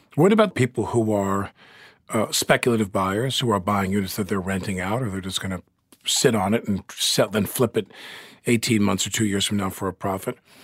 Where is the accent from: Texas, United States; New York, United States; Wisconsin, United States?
New York, United States; Long Island; I grew up on Long Island